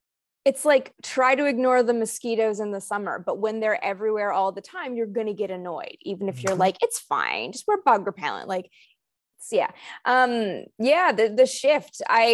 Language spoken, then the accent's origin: English; Canada; Like I'm from Canada, so it's not everywhere.